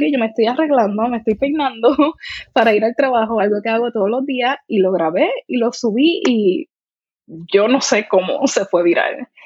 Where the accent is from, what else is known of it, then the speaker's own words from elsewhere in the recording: Puerto Rico; accent: Puerto Rican; mi acento puertorriqueño es como que bastante prominente